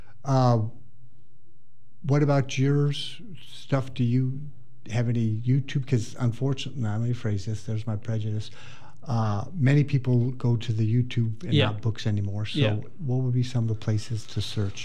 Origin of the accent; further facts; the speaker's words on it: Indiana, United States; I grew up in Indiana, and 50% of the people I went to school with came off a farm